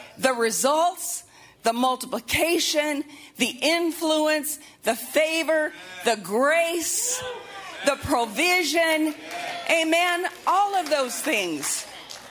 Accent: Montana, United States; moved away; I'm from Montana, and so, you know, everything was outdoorsy, and back in high school and college, we'd be floating rivers all the time

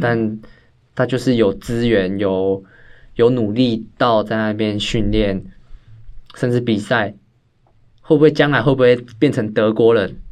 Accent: Taiwan; 我们台湾人数少

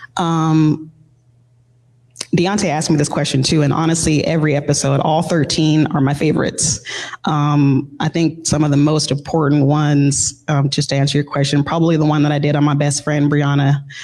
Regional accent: Seattle, Washington, United States; growing up in Seattle, it's a very artistic, you know, area

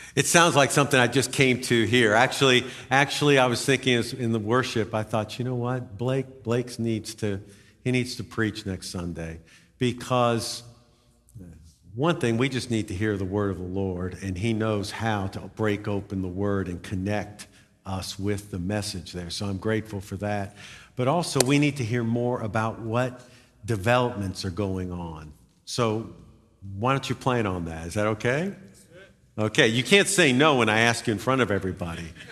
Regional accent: United States; I'm an American.

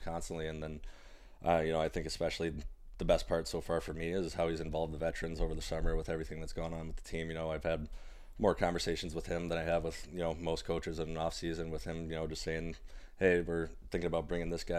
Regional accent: Detroit, Michigan, United States; I'm from Metro Detroit area

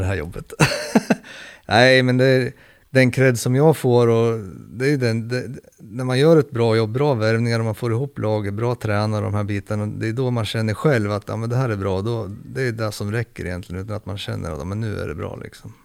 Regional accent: Sweden; also born or lived in Södertälje; oss svenskar

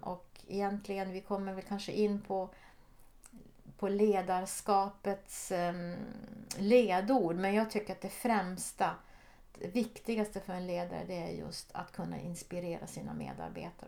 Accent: Norrbotten County, Sweden; moved away as an adult; also born or lived in Jokkmokk / Switzerland / Geneva; Jag är född ovanför polcirkeln i Jokkmokk. Men där bodde vi inte så länge. Men jag har mina rötter långt, långt uppe i norr. Och jag är uppvuxen i, i Norrbotten

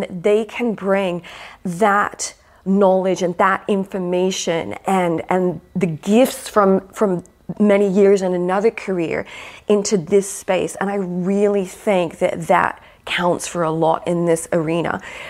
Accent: Australia; born there; accent: American; also born or lived in United States; I'm Australian, so, birth.

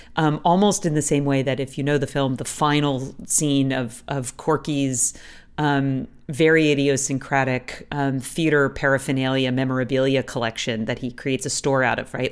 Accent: United States; moved away as an adult; now in Toronto, Canada; as an American, recently moved to Canada

